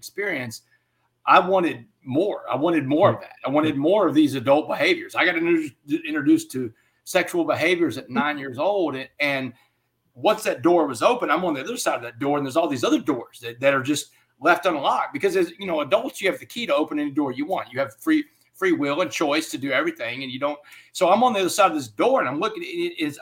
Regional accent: Texas, United States; it's like a religion in my home state

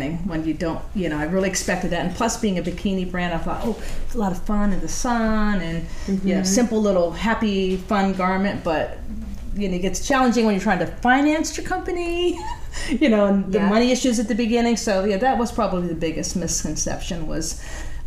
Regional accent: Ohio, United States; moved away as an adult; also born or lived in Florida; I'm a Midwest girl. I grew up in Ohio.

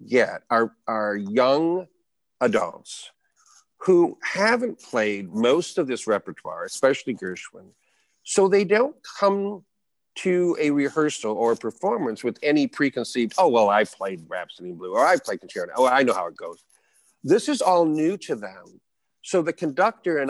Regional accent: Bay City, Michigan, United States; Bay City, Michigan, my hometown

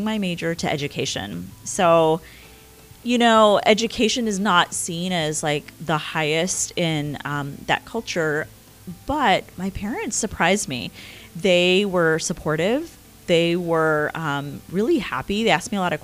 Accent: Houston, Texas, United States; English is a second language; moved away as an adult; also born or lived in India; now in Mason, Ohio, United States; I grew up in Houston, Texas, and, taught there for 10 years

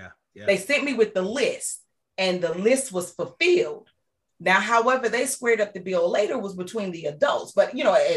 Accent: McComb, Mississippi, United States; I grew up in small town Mississippi. My hometown is called Macomb, Mississippi.

